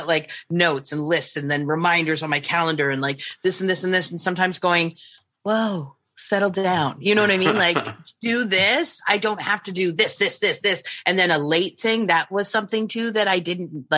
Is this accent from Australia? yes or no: no; Canada; I'm Canadian